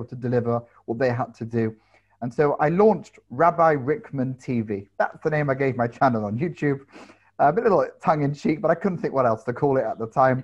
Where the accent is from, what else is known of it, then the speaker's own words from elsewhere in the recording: London, United Kingdom; I grew up in London